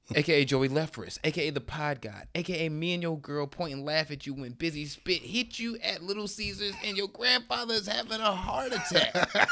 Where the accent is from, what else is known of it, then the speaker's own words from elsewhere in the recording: Detroit, Michigan, United States; I'm from Detroit